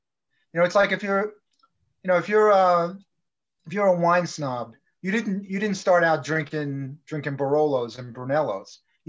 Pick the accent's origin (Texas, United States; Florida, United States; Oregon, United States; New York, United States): New York, United States; New York City; moved away; also born or lived in Las Vegas; I grew up in I was born in Brooklyn